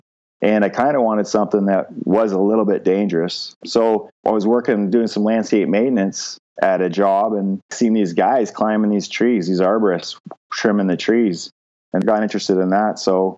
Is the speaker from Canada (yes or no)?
no; London, United Kingdom; I was still living at home because I was from London and the university's there.